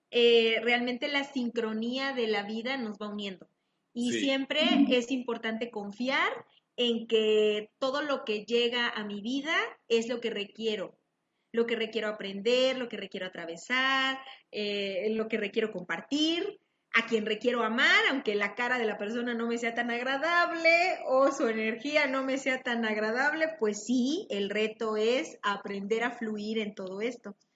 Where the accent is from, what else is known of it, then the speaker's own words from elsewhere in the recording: Mérida, Yucatán, Mexico; moved away as an adult; also born or lived in Monterrey, Mexico; now in Chihuahua, Mexico; soy yucateca. Yucateca.